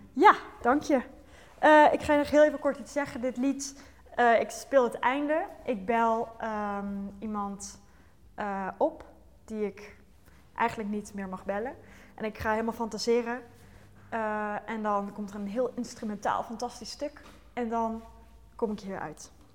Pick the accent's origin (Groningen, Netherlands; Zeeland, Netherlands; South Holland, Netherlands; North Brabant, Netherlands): North Brabant, Netherlands; ik kom uit Brabant